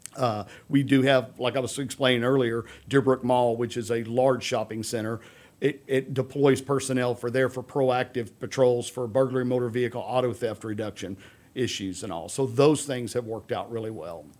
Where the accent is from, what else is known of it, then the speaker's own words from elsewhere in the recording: Humble, Texas, United States; I grew up in Humble.